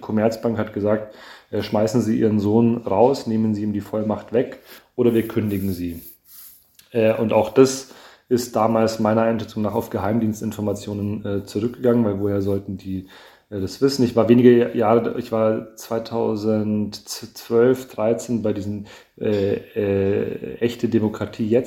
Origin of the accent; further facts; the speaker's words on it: Munich, Bavaria, Germany; Naja, ich glaube, also ich komme ja aus Bayern, aus München. Ich lebe auch gerne in München, auch wenn ich jetzt nach Frankfurt pendel